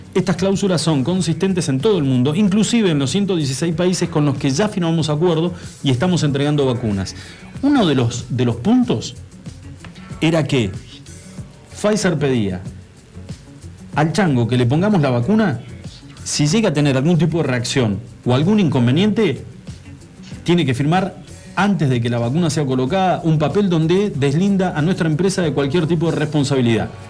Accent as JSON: {"language": "Spanish", "country": "Argentina", "said": "como argentinos"}